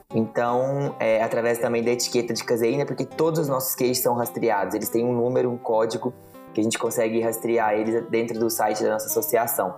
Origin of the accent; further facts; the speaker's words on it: São Roque de Minas, Minas Gerais, Brazil; also born or lived in Belo Horizonte; eu sou nascida e criada aqui em São Roque de Minas